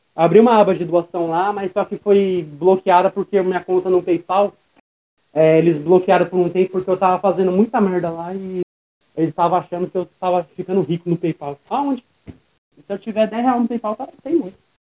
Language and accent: Portuguese; Osasco, São Paulo, Brazil; eu sou de Osasco, São Paulo. Nascido e criado